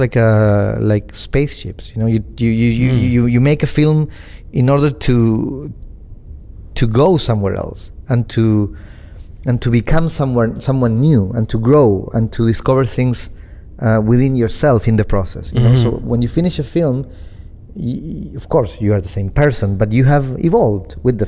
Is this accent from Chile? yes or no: yes; Chile; also born or lived in Argentina; I was growing up in Chile